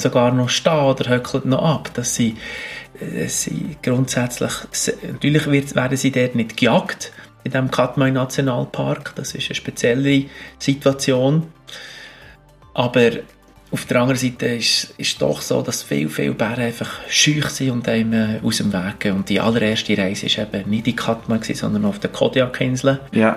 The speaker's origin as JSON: {"language": "German", "region": "Bern", "country": "Switzerland", "also_born_or_lived": "Alaska", "moved": "yes", "said": "Obwohl ich zwar zu Bern lange daheim war und, und als Berner"}